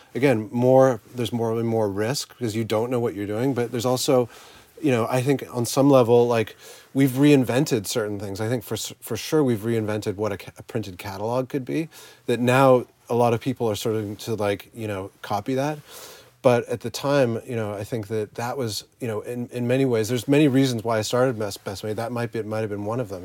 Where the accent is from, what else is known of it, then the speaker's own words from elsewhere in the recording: Canada; the small little town I grew up in in Canada